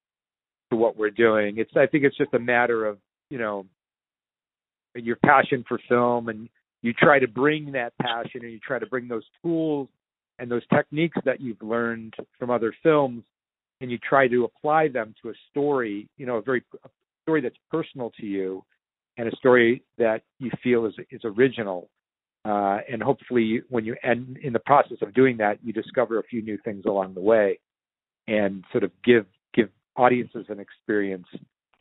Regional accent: Cleveland, Ohio, United States; growing up in Cleveland

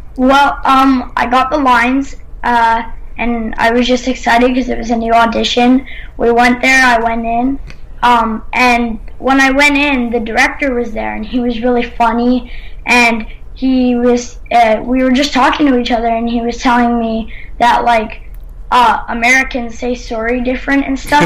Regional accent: Canada; I'm Canadian.

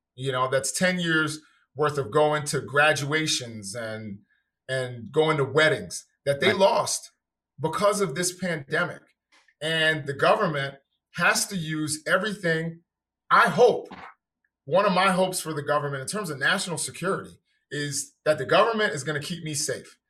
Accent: New York City, New York, United States; moved away; also born or lived in Washington, D.C.; I'm originally from New York City.

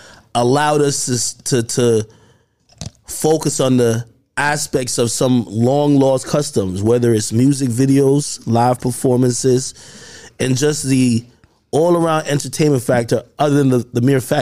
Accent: Jamaica; now in United States; I'm from Jamaica

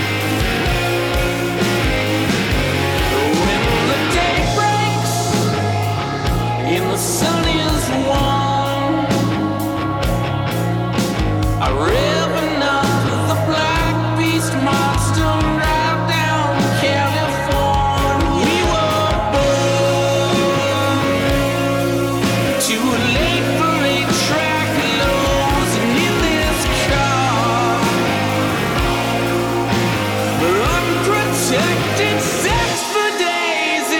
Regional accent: Alaska, United States; born or raised there

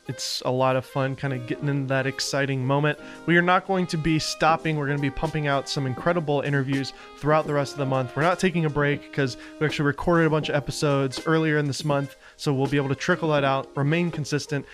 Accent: Southern United States, United States; accent: Southern; my Southern accent

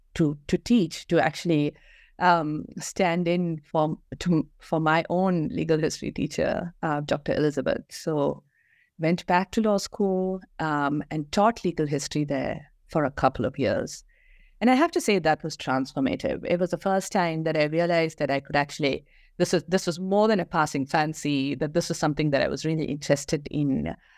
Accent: Kerala, India; moved away as an adult; also born or lived in Bangalore; I grew up in Kerala, um, went to school there, um, and moved, um, to Bangalore

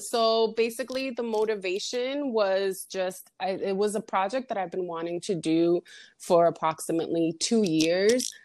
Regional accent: Massachusetts, United States; also born or lived in Dominican Republic; I'm from the Dominican Republic. I was born there, but I was raised in Massachusetts.

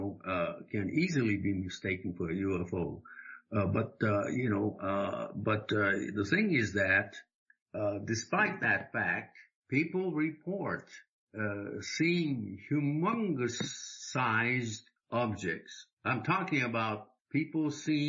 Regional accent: Japan; moved away; when I was growing up in Japan

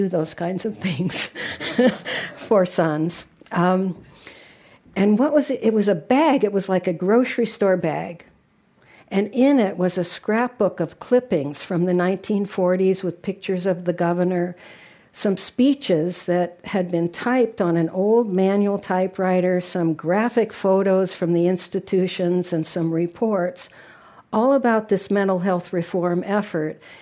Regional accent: San Francisco, California, United States; moved away as an adult; also born or lived in Washington, D.C.; now in Minnesota, United States; back home here in my hometown

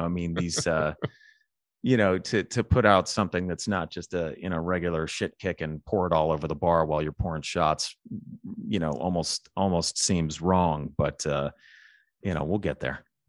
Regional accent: Alabama, United States; I grew up in the South. I grew up in Alabama

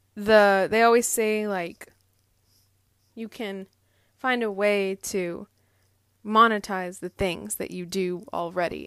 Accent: Andover, Massachusetts, United States; I grew up in Andover, Massachusetts

